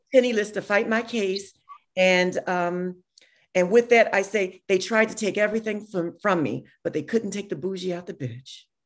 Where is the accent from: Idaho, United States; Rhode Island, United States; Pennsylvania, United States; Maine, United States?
Pennsylvania, United States; Philadelphia; I'm a girl from South Philly